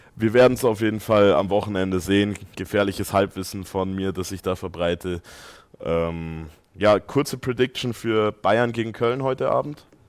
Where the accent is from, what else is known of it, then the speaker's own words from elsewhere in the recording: Austria; bin ja auch äh, Ösi